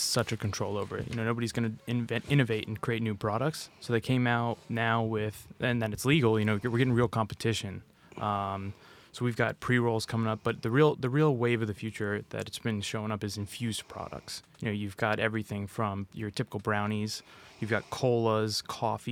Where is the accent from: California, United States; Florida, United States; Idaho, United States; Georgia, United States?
Florida, United States; Jacksonville; moved away as an adult; I'm born and raised in Florida, Jacksonville, Northeast